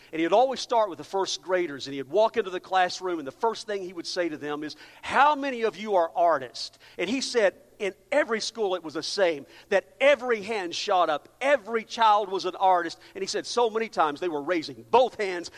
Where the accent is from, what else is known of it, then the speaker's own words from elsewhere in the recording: Amarillo, Texas, United States; moved away; I'm from El, uh, Amarillo, so I feel like I've just come back home